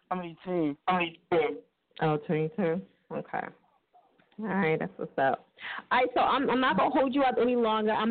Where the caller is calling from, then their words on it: Philadelphia, Pennsylvania, United States; I'm calling from Philly.